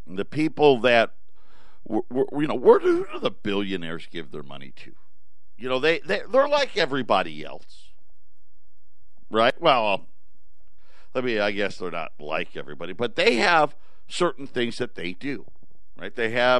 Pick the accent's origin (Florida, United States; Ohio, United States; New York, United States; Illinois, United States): New York, United States; Syracuse; now in Phoenix, United States; I'm born and raised in Syracuse.